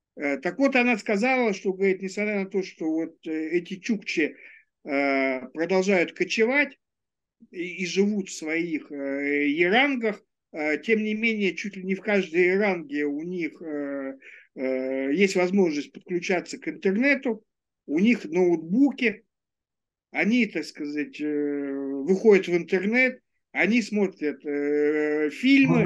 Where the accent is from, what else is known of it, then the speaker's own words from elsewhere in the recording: Ulan-Ude, Buryatia, Russia; moved away; Улан-Удэ, это мой родной город